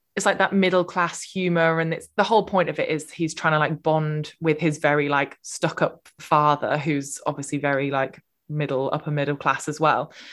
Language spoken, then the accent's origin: English; United Kingdom; we're so British